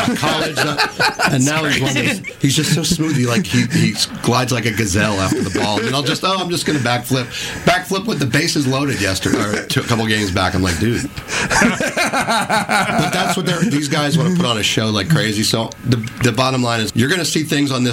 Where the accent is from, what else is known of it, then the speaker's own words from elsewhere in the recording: New Jersey, United States; I'm a Philly guy. I'm from South Jersey.